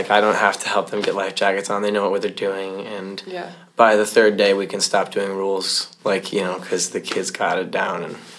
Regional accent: Nebraska, United States; I'm from Nebraska.

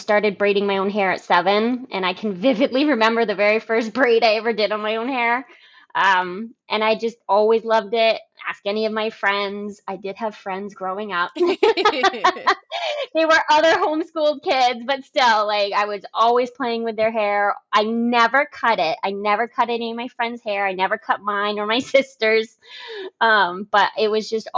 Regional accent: Concord, New Hampshire, United States; I moved around a little bit, you know, when I was younger, but mostly in the Concord area

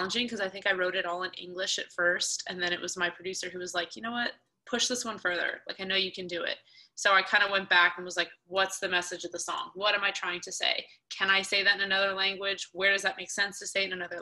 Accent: Atlanta, Georgia, United States; we grew up in Atlanta.

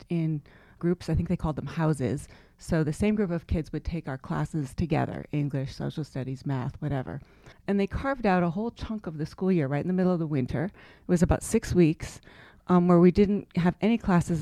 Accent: Concord, Massachusetts, United States; I grew up in Concord, Mass., the seat of the American Revolution, and a suburb of Boston

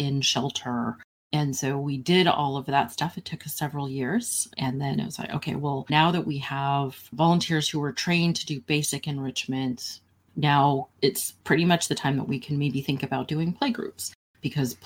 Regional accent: Santa Cruz, California, United States; also born or lived in San Francisco; I grew up in Santa Cruz and left Santa Cruz when I was 18, moved to San Francisco

